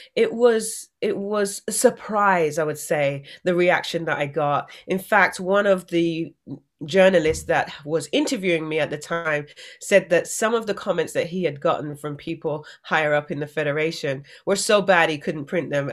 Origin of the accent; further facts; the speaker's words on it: England, United Kingdom; growing up in England